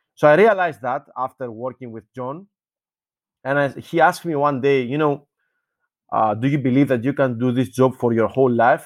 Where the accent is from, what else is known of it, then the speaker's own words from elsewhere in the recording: Athens, Attica, Greece; also born or lived in Patras; I was born in Athens, in general. So, I'm a child of, uh, the center, let's say, of the capital